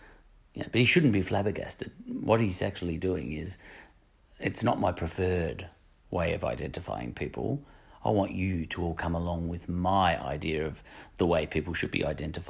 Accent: Melbourne, Victoria, Australia; I'm a Melbourneite. In fact, I'm an Essendonite, and I'm a Melbourneite, and I'm a Victorian, and I'm Australian all at once.

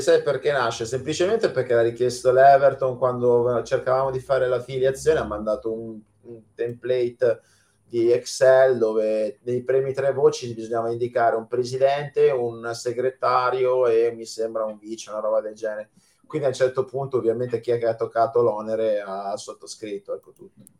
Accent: Milan, Lombardy, Italy; io sono di Milano, eh, ma non milanese perché i miei genitori vengono da fuori

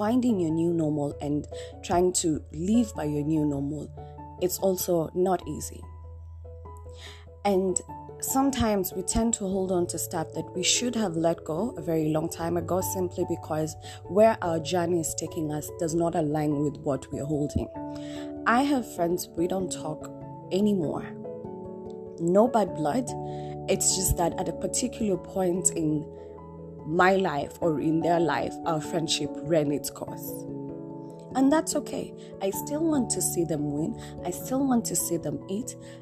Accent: Nairobi, Kenya; moved away as an adult; also born or lived in Mombasa; born and raised in Nairobi. Yes, I lived in Mombasa kidogo, but I've been raised in Nairobi

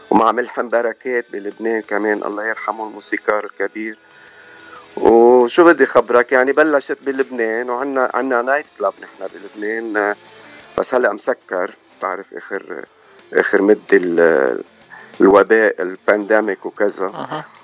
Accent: Ajaltoun, Keserwan-Jbeil, Lebanon; moved away; اوكي انا من عجلتون كسروان لبنان وجينا بايام الحرب

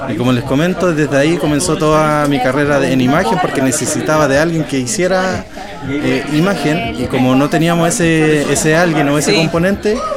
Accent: Chile; moved away as an adult; now in Stockholm, Sweden; Soy chileno, de Chile, eh, Sudamérica.

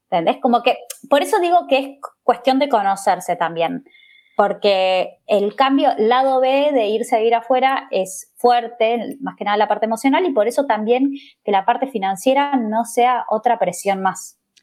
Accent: Argentina; moved away as an adult; now in Spain; yo que vengo de Argentina

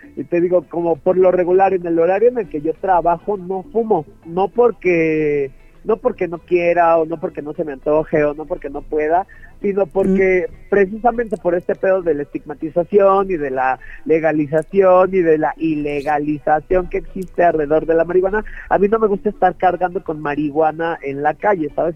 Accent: Mexico; yo soy de Catepec, que es uno de los barrios como pues más pesados en México entero

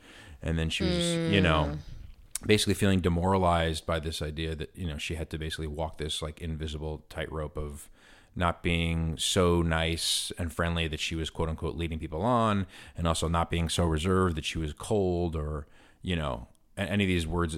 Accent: New York City, New York, United States; growing up in New York City and being surrounded in very sort of multiracial communities

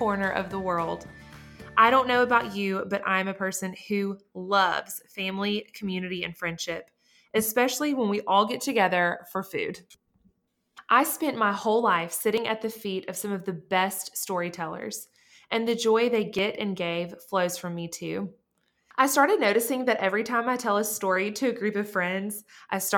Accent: Montgomery, Alabama, United States; I was born and raised in Montgomery, Alabama.

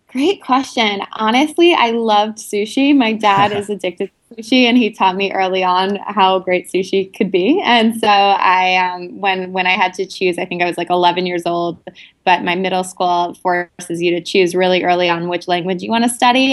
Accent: New York City, New York, United States; also born or lived in India; I'm from New York City originally

